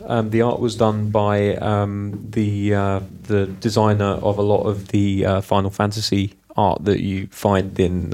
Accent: United Kingdom; I'm British

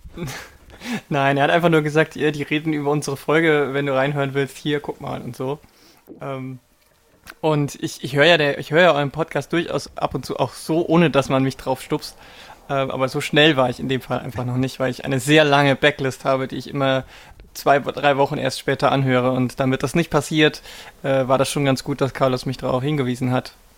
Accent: Lower Bavaria, Germany; now in Berlin, Germany; Ich bin in Bayern aufgewachsen

